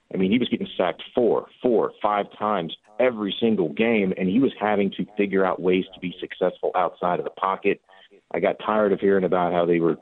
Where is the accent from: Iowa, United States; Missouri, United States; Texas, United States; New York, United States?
Texas, United States; Houston; Born and raised in Houston